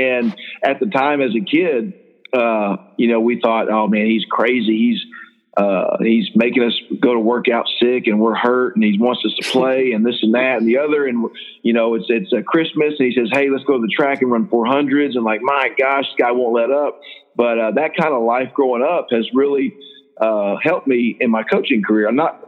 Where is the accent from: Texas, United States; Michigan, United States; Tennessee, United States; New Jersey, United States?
Texas, United States; Houston; also born or lived in Austin; But, I grew up in Houston about the first 10 years of my life, and then Austin area for a little bit. And then I ended up graduating from Pilot Point High School.